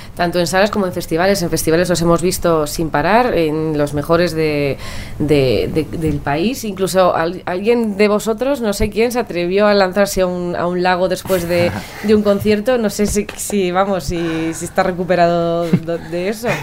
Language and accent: Spanish; Pamplona, Navarre, Spain; soy de Pamplona, que, las excursiones de las monjas nos llevaban a Burgos